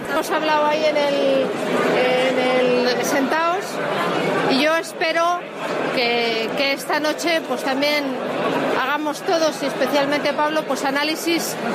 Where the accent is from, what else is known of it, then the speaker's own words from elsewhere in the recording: Spain; me siento doblemente española, porque soy española y soy del Partido Popular.